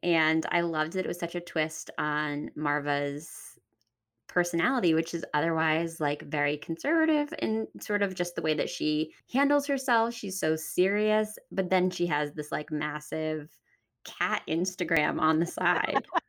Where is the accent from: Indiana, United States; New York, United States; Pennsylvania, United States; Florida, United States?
Pennsylvania, United States; moved away as an adult; also born or lived in Washington, D.C.; I'm from Pennsylvania